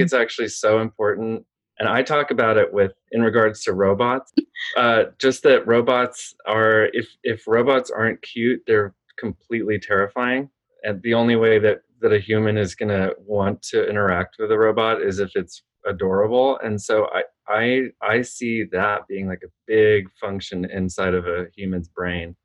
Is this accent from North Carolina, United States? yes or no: no; Austin, Texas, United States; also born or lived in Los Angeles, California; I grew up in Austin, Texas, and we were born in in LA actually, but my mom was from Texas, and we moved back there